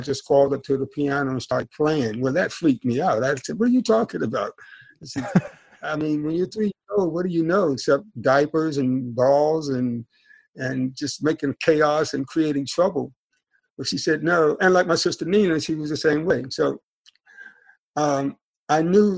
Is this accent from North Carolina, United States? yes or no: yes; North Carolina, United States; I'm a Southern gentleman. I'm from North Carolina, and I'm from a family of preachers